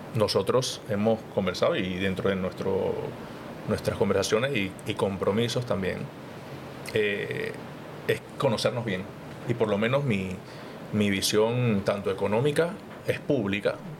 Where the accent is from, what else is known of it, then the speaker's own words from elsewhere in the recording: Panama City, Panama; yo vengo de Juan Díaz